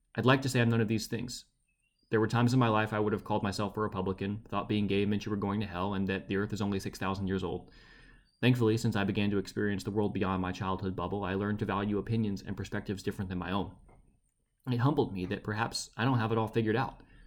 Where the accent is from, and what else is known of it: Baton Rouge, Louisiana, United States